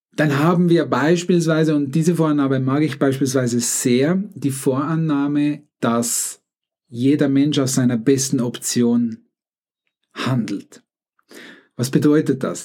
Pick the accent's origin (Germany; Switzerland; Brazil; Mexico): Switzerland; accent: Swiss; ich bin Schweizer, mein Akzent ist tendenziell noch ein bisschen schweizerisch.